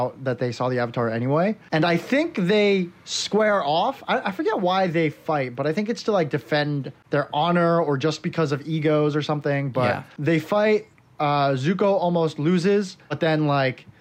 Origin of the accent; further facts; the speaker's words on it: South Korea; moved away; when I was a kid growing up in Korea